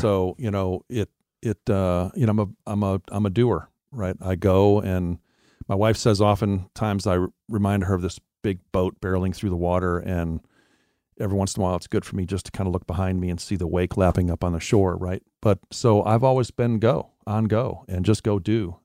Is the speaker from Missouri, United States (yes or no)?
no; Wisconsin, United States; moved away; also born or lived in Florida; I was born and raised in Wisconsin, and I, I grew up in a Christian home